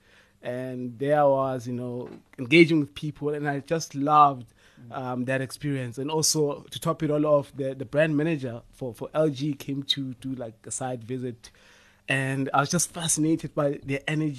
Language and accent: English; Limpopo, South Africa; I'm from Limpopo